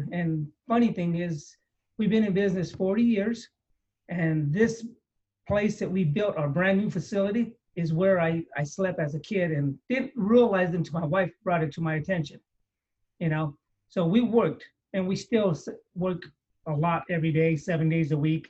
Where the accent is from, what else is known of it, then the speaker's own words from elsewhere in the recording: San Jose, California, United States; I grew up here in San Jose